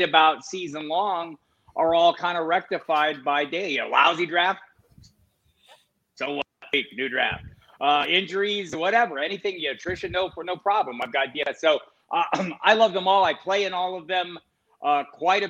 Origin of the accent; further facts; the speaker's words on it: Tucson, Arizona, United States; I grew up in Tucson, Arizona.